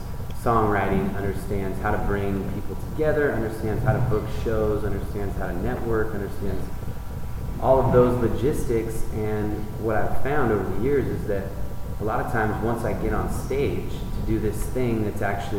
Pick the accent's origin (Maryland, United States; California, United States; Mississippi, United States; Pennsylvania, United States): California, United States; Ben Lomond; I'm from the Bay Area. Yeah. Ben Lomond, mm-hmm. Santa Cruz